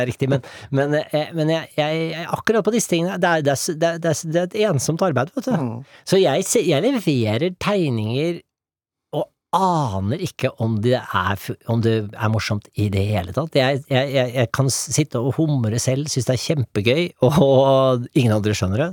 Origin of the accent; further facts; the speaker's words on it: Norway; moved away; jeg er norsk fortsatt